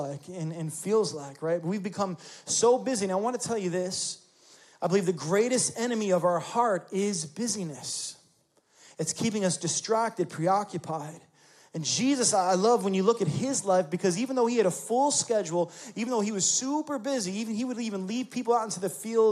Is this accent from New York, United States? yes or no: yes; New York City, New York, United States; moved away as an adult; also born or lived in Florida; I was raised in New York City.